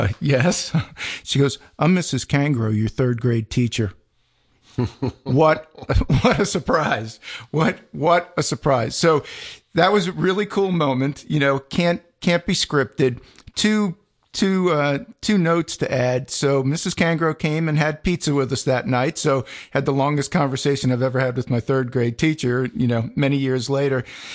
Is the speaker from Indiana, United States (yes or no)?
no; Staten Island, New York, United States; So I grew up on Staten Island, right? Southernmost point of New York State, 16 years of Catholic school.